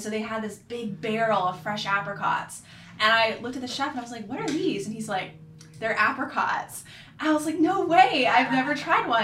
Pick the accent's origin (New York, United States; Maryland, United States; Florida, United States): Florida, United States; Orlando; also born or lived in Sarasota, Florida; now in Charlotte, United States; I'm from Florida, um, originally born in Sarasota. Grew up in Orlando area